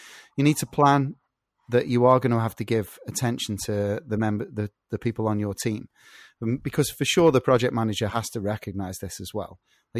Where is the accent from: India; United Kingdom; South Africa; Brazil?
United Kingdom; England; I'm English.